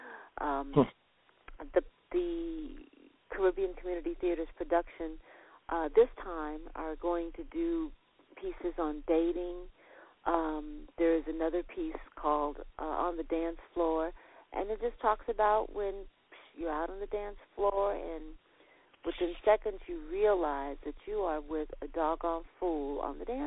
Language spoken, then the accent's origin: English; Nashville, Tennessee, United States; I was born in Nashville, Tennessee